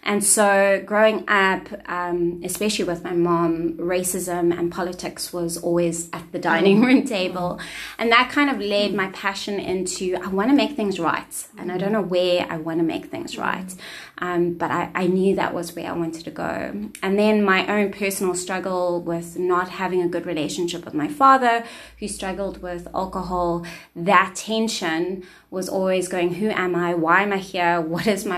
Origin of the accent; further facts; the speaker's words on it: Cape Town, Western Cape, South Africa; So I grew up in a single parent home, a colored home on the Cape Flats. So I grew up in Athlone